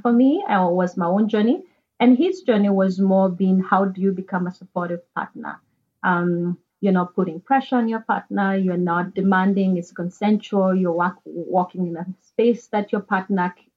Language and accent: English; Kenya; moved away; back in Kenya, I'm from Kenya originally.